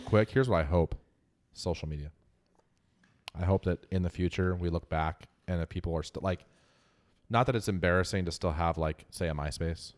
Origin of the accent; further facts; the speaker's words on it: Northwest America, Pacific Northwest, United States; accent: Northwest American; as an American with a Northwest American accent